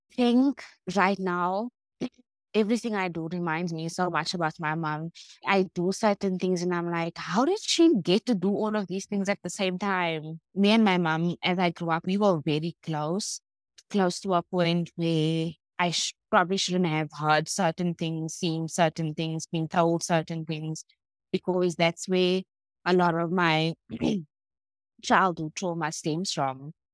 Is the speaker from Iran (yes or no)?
no; Cape Town, Western Cape, South Africa; I grew up in Claremont